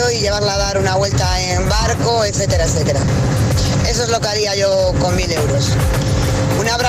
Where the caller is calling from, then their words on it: Valencia, Valencian Community, Spain; de Valencia